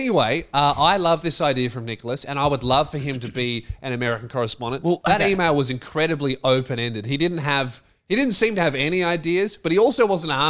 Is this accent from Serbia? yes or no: no; Australia; accent: Australian; Some Americans like couldn't even understand my Australian accent.